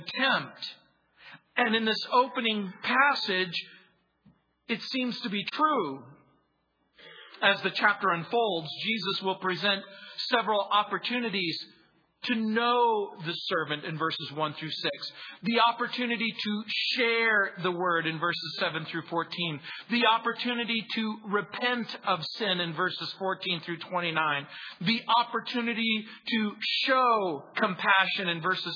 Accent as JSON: {"language": "English", "region": "Southern California", "country": "United States", "tie": "born or raised there", "also_born_or_lived": "New Orleans, Louisiana", "said": "Grew up in Southern California"}